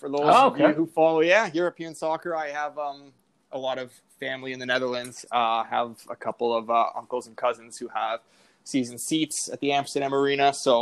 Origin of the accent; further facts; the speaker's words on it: Richmond Hill, Ontario, Canada; now in Toronto, Canada; So I am from a little bit north of Toronto. I'm born in the north end of Richmond Hill. Grew up there my whole life, pretty much. And yeah, living in the city now, pretty much haven't strayed too far from Toronto and the GTA my whole life.